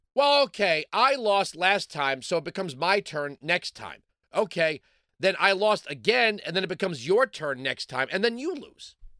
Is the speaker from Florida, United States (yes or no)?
yes; Hollywood, Florida, United States; moved away; also born or lived in Fort Walton Beach, Florida; I was born in Hollywood